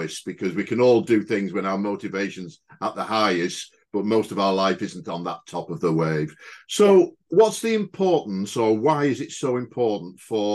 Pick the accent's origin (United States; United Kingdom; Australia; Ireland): United Kingdom; as British folks